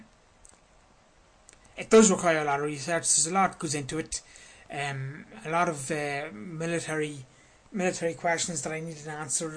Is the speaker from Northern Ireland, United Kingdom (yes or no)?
yes; Crossmaglen, Northern Ireland, United Kingdom; Cross Maglen, which is my hometown